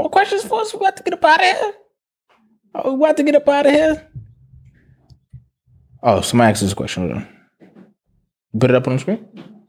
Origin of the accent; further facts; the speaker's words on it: New York, United States; I'm Jamaican, or because I'm from New York, I don't want reparations because secretly I want to be something else.